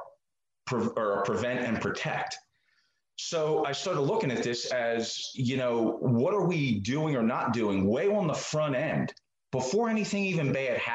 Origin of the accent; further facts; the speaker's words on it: Marcus Hook, Pennsylvania, United States; moved away as an adult; also born or lived in Maryland; I am originally from the Philadelphia area. I grew up in a place called Marcus Hook, which is just south of Philly.